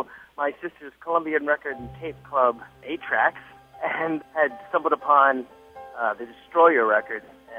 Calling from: Clermont, Florida, United States; I'm calling from Claremont, Florida.

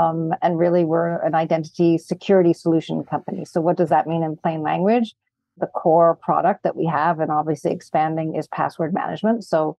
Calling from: Montreal, Quebec, Canada; I'm joining from beautiful city of Montreal in Canada.

